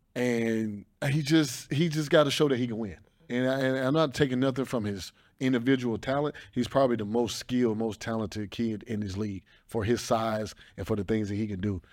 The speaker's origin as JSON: {"language": "English", "region": "the South", "country": "United States", "tie": "born or raised there", "said": "I'm from the South. I grew up in the South."}